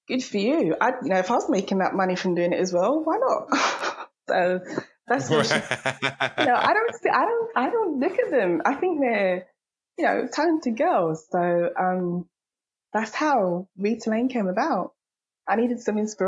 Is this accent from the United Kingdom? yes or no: yes; London, United Kingdom; I'm from London, so that's probably one of the most diverse cities in the world